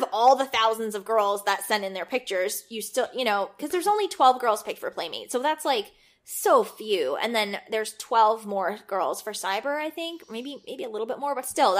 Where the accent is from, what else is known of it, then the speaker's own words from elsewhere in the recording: Vernon, New Jersey, United States; I grew up in Vernon, which is this very small town in northwest New Jersey. Like, literally, they sell hay on the side of the road for a dollar. It's like a farm town.